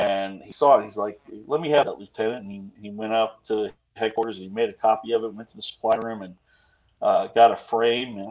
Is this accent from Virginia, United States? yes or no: yes; Virginia, United States; I'm from Virginia